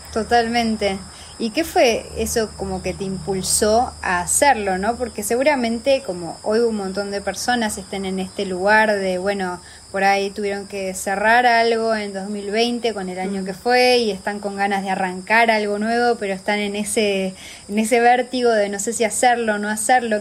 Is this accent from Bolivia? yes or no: no; Argentina; moved away as an adult; also born or lived in Uruguay; now in Montevideo, Uruguay; Soy argentina, me mudé hace ocho años